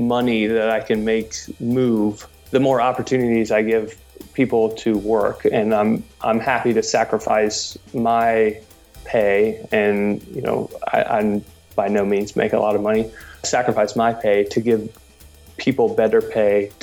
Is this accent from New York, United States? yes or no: no; Cincinnati, Ohio, United States; I was born and raised in Cincinnati